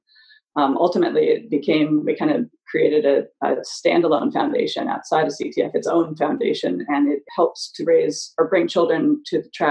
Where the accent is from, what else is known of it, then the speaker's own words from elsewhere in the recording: Southern California, United States; Growing up in Southern California, the Long Beach Grand Prix was a huge stop.